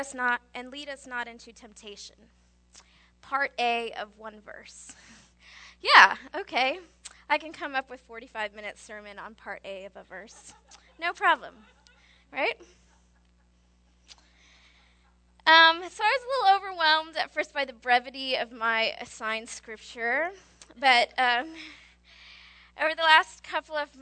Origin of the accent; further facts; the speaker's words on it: Indianapolis, Indiana, United States; now in San Antonio, United States; I grew up in Indianapolis, Steve and I both did